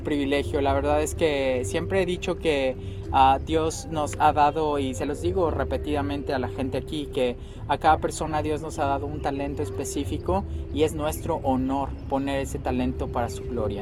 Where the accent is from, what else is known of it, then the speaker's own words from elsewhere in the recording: Mexico City, Mexico; moved away as an adult; now in United States; soy chilango este, soy de la Ciudad de México